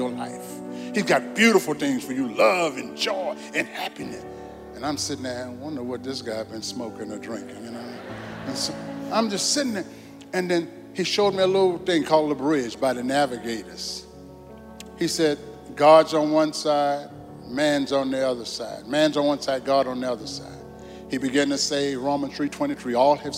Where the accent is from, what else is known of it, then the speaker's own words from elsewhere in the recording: New Orleans, Louisiana, United States; I was born in New Orleans, Louisiana